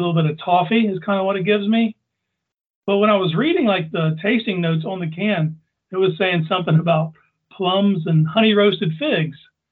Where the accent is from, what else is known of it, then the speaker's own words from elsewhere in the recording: Chillicothe, Ohio, United States; I'm from Chillicothe, Ohio